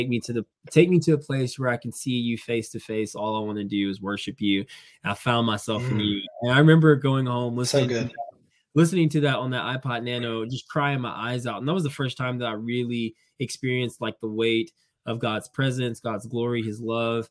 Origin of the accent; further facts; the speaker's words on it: Indiana, United States; moved away; also born or lived in Georgia; I was originally from Indiana, and I moved to the South